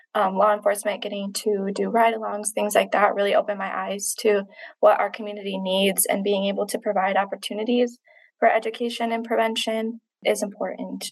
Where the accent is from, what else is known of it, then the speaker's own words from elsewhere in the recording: Manistee County, Michigan, United States; I was born and raised in Manistee County